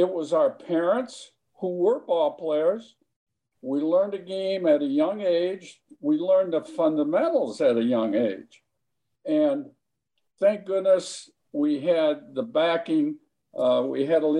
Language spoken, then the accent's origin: English; Highwood, Illinois, United States; I grew up in Highwood, Illinois, Highland Park